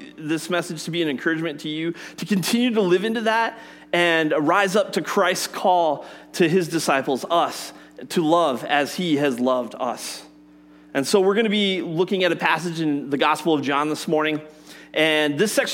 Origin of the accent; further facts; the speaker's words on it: Colorado, United States; I grew up in Colorado